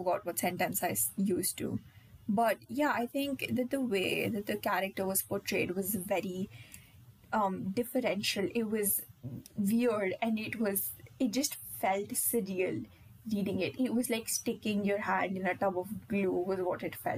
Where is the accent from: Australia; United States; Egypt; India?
India; being an Indian